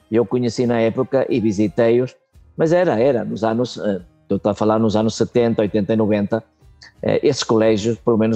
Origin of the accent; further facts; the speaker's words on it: Venezuela; also born or lived in Portugal; Eu vim de, eu vim de Portugal é, com um ano de nascido, naquela altura, com a minha mãe, o meu pai já estava aqui na Venezuela, é, vim de barco no Santa Maria Famosa. É, eh, e depois estive aqui durante 10 anos.